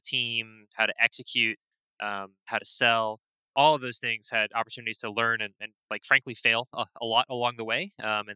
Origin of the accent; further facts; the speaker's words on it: Tampa, Florida, United States; moved away as an adult; also born or lived in Port Chester, New York / White Plains, New York / Georgia; I grew up in the Tampa Bay area, down in Florida, went to high school down there